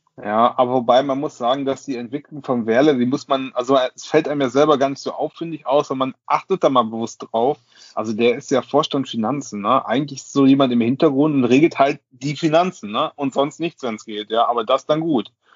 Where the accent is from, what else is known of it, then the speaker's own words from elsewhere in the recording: Osnabrück, Lower Saxony, Germany; now in Cologne, Germany; ich bin ja gebürtiger Osnabrücker, dann nach Köln gezogen